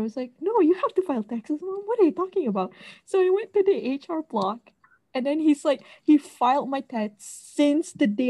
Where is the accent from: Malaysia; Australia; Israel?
Malaysia; moved away; we come from Malaysia